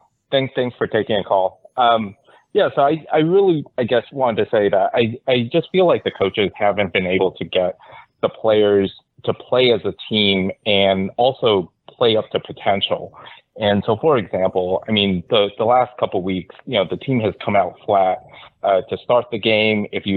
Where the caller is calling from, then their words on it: Los Angeles, California, United States; Hi, Ryan. It's … from LA.